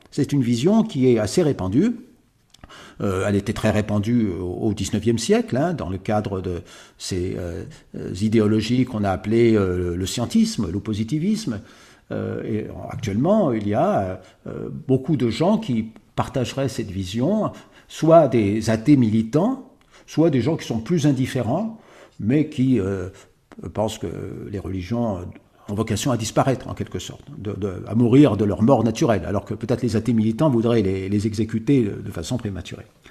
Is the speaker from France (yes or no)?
yes; Paris, Île-de-France, France; je suis né à Paris. je suis né à Paris